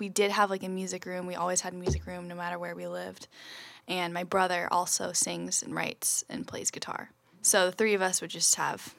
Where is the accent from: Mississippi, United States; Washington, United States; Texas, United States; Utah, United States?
Washington, United States; Olympia; also born or lived in San Diego, California; now in Seattle, United States; I grew up in Olympia.